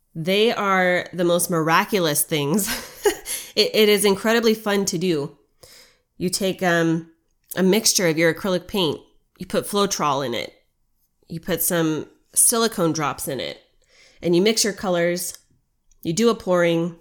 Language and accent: English; United States; as an American